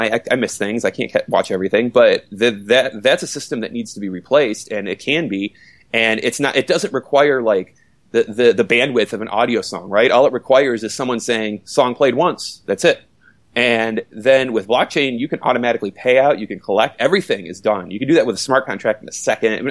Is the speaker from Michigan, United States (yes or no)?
yes; Detroit, Michigan, United States; moved away; my hometown of Detroit